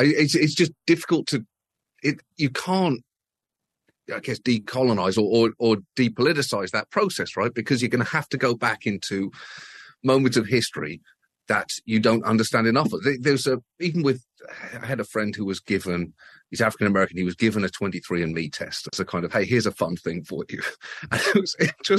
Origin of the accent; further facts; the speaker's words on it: United Kingdom; as a British person